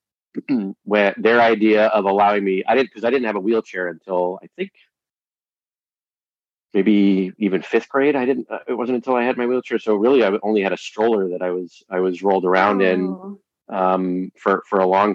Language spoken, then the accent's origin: English; West Hartford, Connecticut, United States; I grew up here in West Hartford, Connecticut